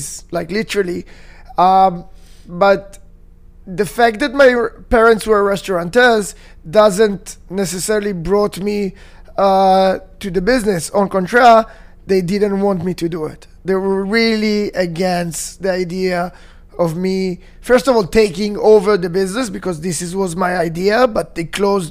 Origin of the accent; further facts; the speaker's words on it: Tel Aviv, Tel Aviv District, Israel; I'm born and raised in Tel Aviv.